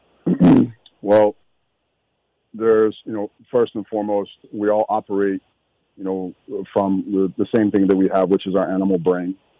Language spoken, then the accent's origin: English; Minneapolis, Minnesota, United States; growing up in South Minneapolis